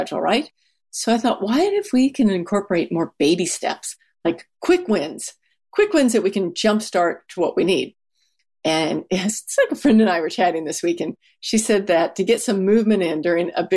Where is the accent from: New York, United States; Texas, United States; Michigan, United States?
Texas, United States; I'm from Texas